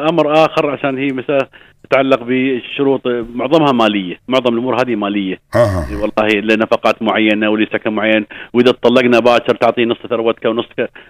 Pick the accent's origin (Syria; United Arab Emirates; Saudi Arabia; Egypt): United Arab Emirates; عندنا في الامارات